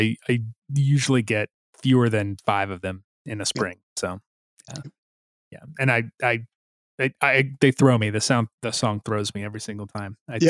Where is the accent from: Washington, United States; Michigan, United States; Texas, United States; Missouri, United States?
Missouri, United States; now in North Carolina, United States; Even where I grew up in Missouri, their spring migration was more to the east of us, and now I'm in North Carolina